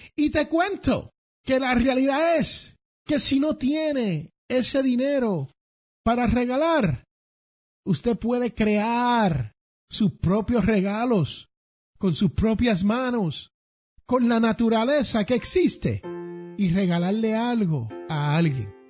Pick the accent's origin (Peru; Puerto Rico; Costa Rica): Puerto Rico; San Juan; now in United States; allá en el barrio donde yo me crié, en Barrio Obrero, Santurce